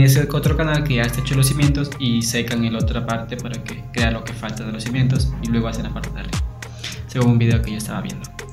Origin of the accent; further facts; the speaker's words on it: Ecuador; somos unos ecuatorianos multifacéticos, multiculturales